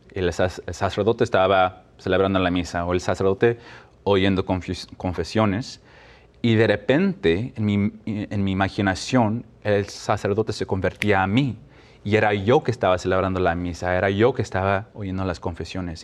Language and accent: Spanish; Mexico; now in Albany, United States; como latinos, mexicanos, mi familia